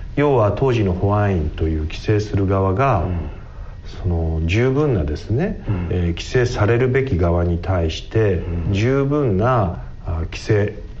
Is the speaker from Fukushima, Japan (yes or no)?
yes; Tamura, Fukushima, Japan; 福島県ですのあの小さな町の小さな酒蔵で、えー、生まれた